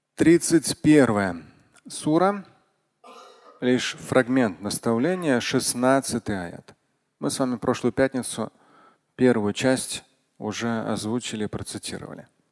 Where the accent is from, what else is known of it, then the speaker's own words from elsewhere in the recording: Russia; я как россиянин во всех поколениях